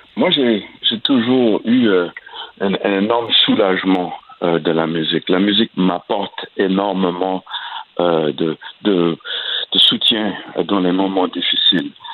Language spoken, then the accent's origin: French; Acadiana, Louisiana, United States; ma région, euh, euh, dans l'Acadiana